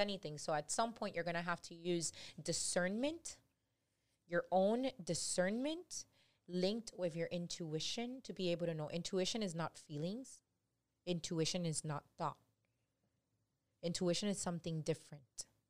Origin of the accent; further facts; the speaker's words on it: Miami, Florida, United States; I've been born and raised in three oh five, born and raised in Little Havana, hood as hell